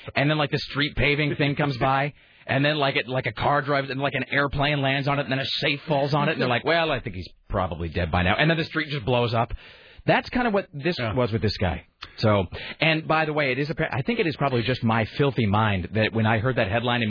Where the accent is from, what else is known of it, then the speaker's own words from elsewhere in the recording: Kennewick, Washington, United States; also born or lived in Portland; I have a terrible sense of direction, and I'm from the Northwest. I'm from Kennewick, and spent a lot of time in Portland growing up, but I still have no sense of direction.